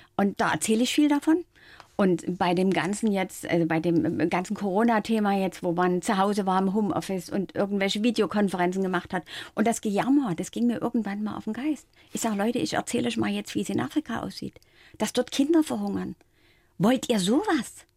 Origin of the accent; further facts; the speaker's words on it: Dresden, Saxony, Germany; moved away; also born or lived in Frankfurt am Main; damals in meiner Heimat in Dresden